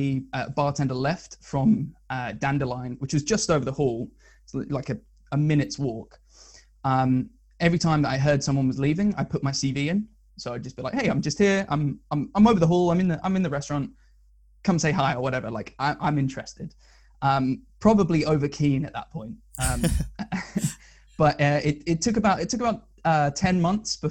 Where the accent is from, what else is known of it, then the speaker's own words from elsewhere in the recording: Northampton, East Midlands, United Kingdom; moved away as an adult; also born or lived in Surrey; I'm from Northampton, which is kind of middle of the country, not much going on.